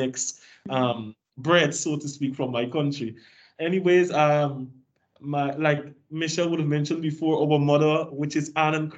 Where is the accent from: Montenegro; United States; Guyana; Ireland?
Guyana; moved away as an adult; I was the only person from Guyana